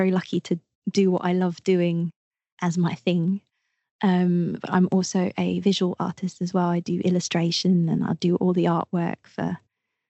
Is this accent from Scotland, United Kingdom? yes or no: no; Twickenham, London, United Kingdom; I'm from London. I'm from just outside London, Twickenham.